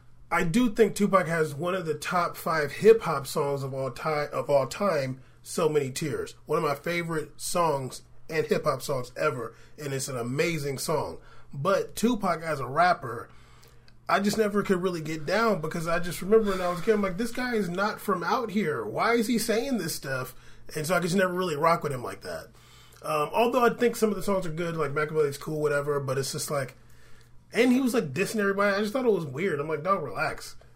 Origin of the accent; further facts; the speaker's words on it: San Diego, California, United States; Honestly, I grew up in San Diego.